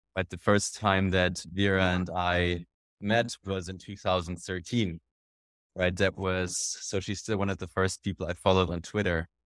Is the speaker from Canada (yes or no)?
no; Germany; my background is an entrepreneur, I'm from Germany